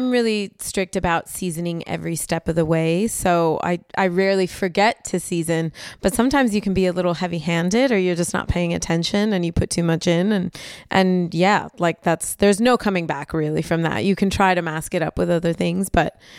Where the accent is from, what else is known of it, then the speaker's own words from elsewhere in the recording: United States; America, I'm American.